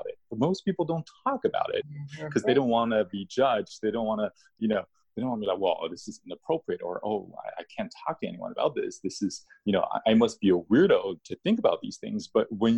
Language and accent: English; China; moved away; I was born in China, so coming from a communist country, I was taught to not believe in anything in the spiritual